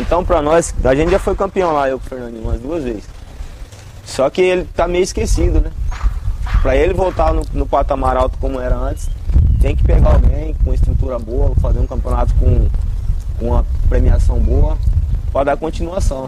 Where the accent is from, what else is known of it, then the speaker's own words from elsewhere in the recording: Várzea Grande, Mato Grosso, Brazil; Vim do, do, da grande região do Cristo Rei.